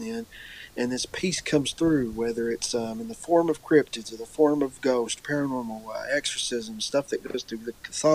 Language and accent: English; Eastern Kentucky, United States; I grew up obviously in Eastern Kentucky